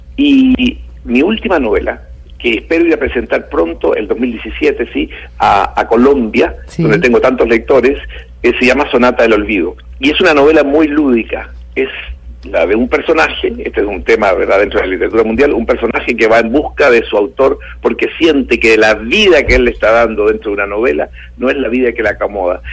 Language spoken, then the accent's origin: Spanish; Chile; moved away as an adult; also born or lived in Cuba; now in Olmué, Chile; mi país natal, el país donde, de donde yo venía, que era Chile